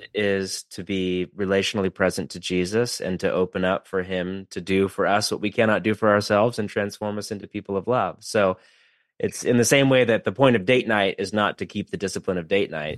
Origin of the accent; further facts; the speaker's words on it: West Coast, United States; I'm from the West Coast